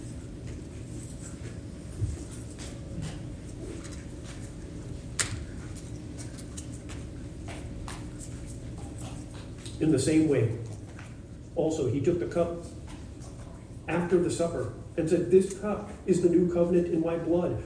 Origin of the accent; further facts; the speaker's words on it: United States; I'm an American